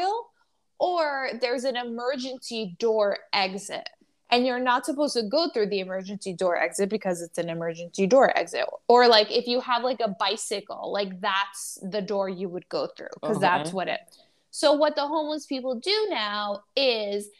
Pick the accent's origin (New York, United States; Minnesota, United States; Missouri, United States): New York, United States; New York City; as a New Yorker